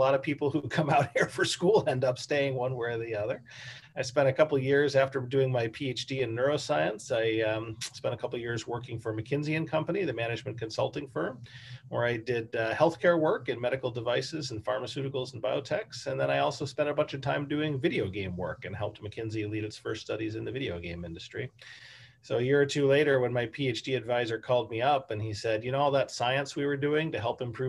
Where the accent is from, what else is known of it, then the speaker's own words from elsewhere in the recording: Washington, District of Columbia, United States; moved away as an adult; also born or lived in Texas; now in San Francisco, United States; I grew up in Chevy Chase, DC, on the northwest side of DC there.